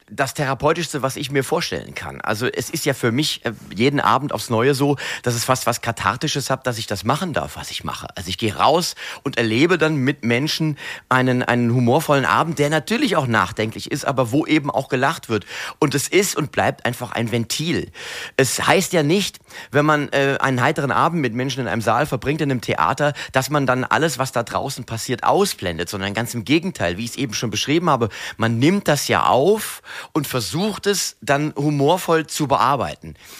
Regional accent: Mainz, Rhineland-Palatinate, Germany; Ich bin ja ein echter Mainzer. Ich bin ja hier geboren, hier aufgewachsen

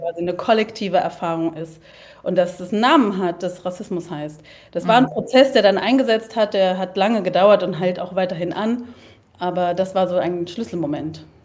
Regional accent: Berlin, Germany; also born or lived in Leipzig; Ich bin Kreuzbergerin.

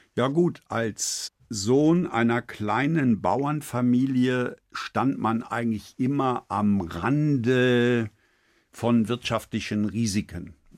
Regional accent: Eifel, Rhineland-Palatinate, Germany; accent: Eifel Platt; moved away; ich mich aus dem kleinen Eifeldorf in die Welt Globalia emporgearbeitet

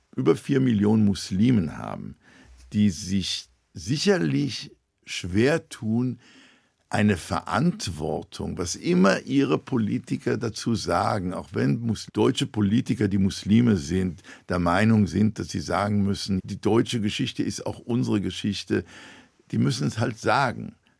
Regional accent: Israel; moved away as an adult; now in London, United Kingdom; ich bin in damals noch Palästina geboren

